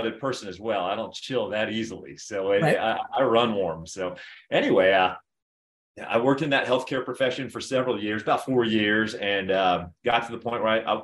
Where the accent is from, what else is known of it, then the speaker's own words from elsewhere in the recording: Florida, United States; moved away as an adult; also born or lived in Centennial, Colorado; now in Colorado Springs, United States; I was originally from Florida